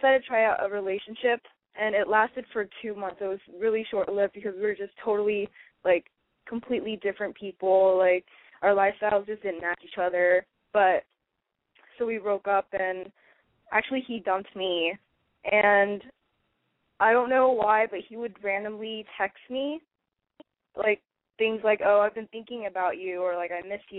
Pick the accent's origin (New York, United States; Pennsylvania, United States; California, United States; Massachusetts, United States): California, United States; San Francisco; I'm 20, and I'm from San Francisco